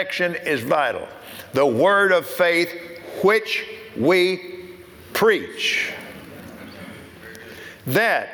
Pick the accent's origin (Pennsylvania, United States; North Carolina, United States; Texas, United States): Texas, United States; I'm from Texas